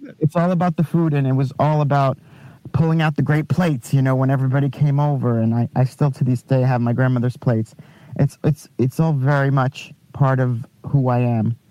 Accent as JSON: {"language": "English", "area": "Long Island", "region": "New York", "country": "United States", "tie": "born or raised there", "said": "Long Island, actually."}